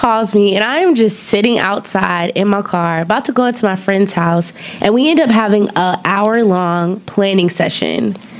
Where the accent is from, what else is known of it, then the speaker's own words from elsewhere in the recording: Auburn, Alabama, United States; I'm from Auburn, Alabama.